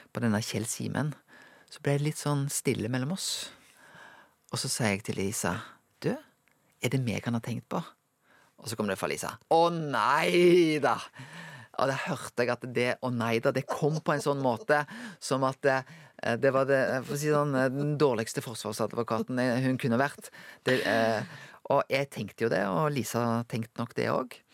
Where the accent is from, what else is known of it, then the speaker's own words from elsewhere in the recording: Norway; Jeg er jo en nordmann